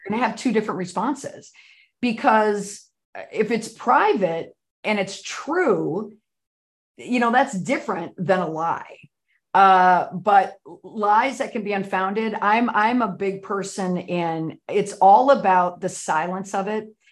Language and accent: English; Saint Paul, Minnesota, United States; moved away; I'm from Saint Paul, Minnesota